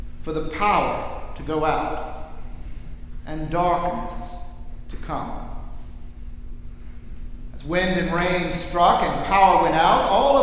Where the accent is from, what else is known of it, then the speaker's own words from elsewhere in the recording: New Orleans, Louisiana, United States; Growing up in New Orleans